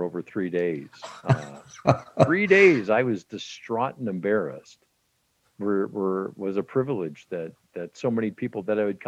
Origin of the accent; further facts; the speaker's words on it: Western Canada, Canada; I grew up in Western Canada back in the day